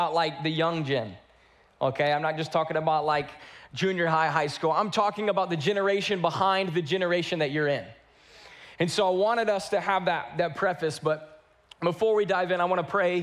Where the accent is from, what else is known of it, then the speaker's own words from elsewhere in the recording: North Carolina, United States; now in Houston, United States; I grew up in North Carolina.